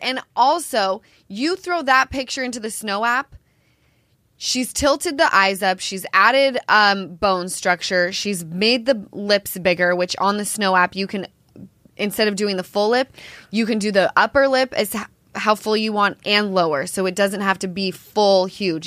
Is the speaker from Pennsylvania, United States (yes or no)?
no; Salt Lake City, Utah, United States; I'm from Salt Lake